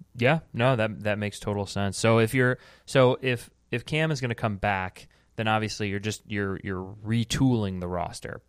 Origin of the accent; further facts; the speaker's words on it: United States; we are American